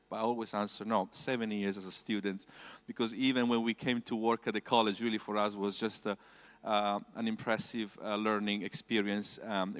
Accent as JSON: {"language": "English", "country": "Italy", "second_language": "English", "said": "I came from Italy to study the Bible college."}